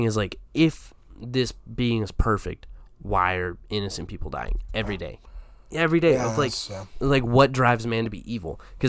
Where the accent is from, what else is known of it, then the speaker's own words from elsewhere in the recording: the South, United States; Because growing up in the South in the church, yeah.